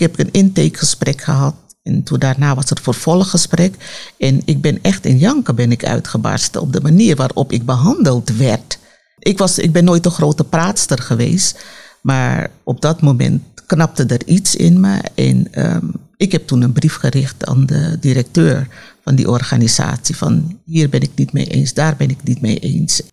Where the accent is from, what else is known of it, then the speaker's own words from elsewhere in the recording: Amsterdam, North Holland, Netherlands; ik kom uit Amsterdam Zuidoost